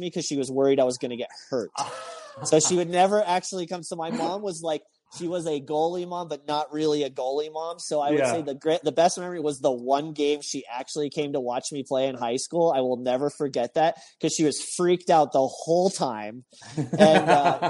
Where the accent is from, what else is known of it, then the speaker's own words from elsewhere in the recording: Texas, United States; I grew up in Texas